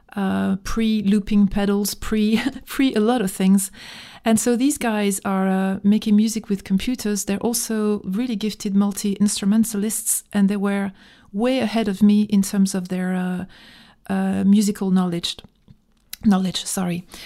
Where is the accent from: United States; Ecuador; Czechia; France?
France; English is a second language; also born or lived in Dijon, Burgundy